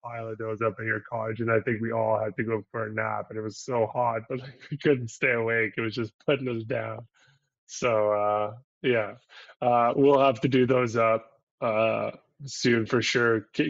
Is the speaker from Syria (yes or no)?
yes; Syria; It's like a thing from where I'm from Syria